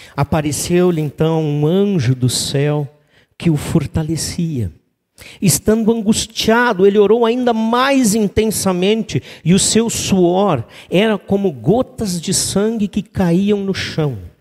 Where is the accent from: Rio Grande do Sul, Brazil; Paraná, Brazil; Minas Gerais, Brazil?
Rio Grande do Sul, Brazil; Três Coroas; moved away as an adult; also born or lived in Gramado; eu sou natural de Três Coroas